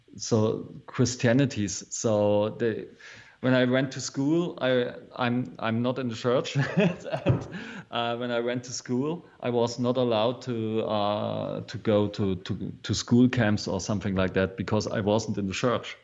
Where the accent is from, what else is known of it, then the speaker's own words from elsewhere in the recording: East Berlin, Bavaria, Germany; English is a second language; I'm from East Berlin. So um, after the Second World War, uh, Germany was split in a half. So one one half of Germany was uh, the Russian side, and this was the side where I was born